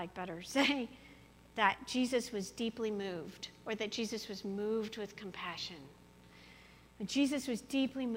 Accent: Colorado, United States; moved away as an adult; now in Quad Cities, United States; I'm from Colorado

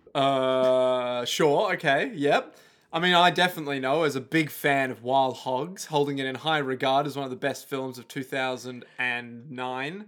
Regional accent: Australia; We are Australian

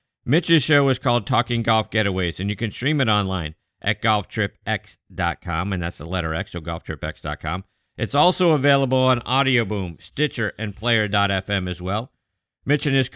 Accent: Pittsburgh, Pennsylvania, United States; my hometown of Pittsburgh, Pennsylvania

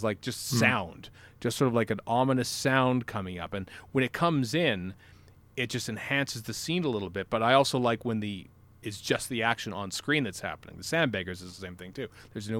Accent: Canada; I'm from Canada.

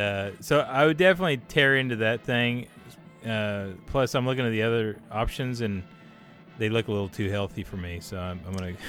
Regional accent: the South, United States; I'm from the South.

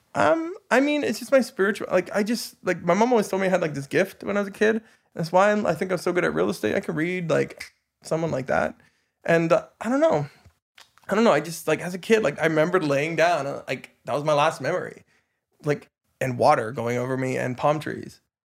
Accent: Tumbler Ridge, British Columbia, Canada; also born or lived in Dawson Creek; now in Vancouver, Canada; I grew up in Tumbler Ridge

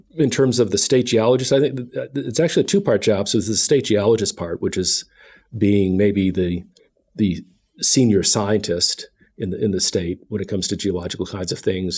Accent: Cleveland, Ohio, United States; now in Kentucky, United States; I grew up in Cleveland, Ohio, not too far from Lake Erie

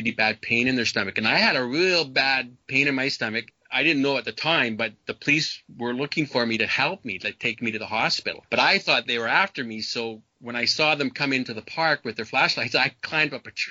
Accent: Canada; I was brought up in Canada

